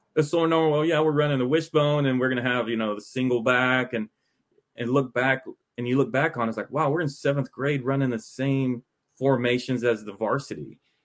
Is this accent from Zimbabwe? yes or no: no; Arlington, Texas, United States; moved away; I grew up in Arlington, around the Arlington, Texas area.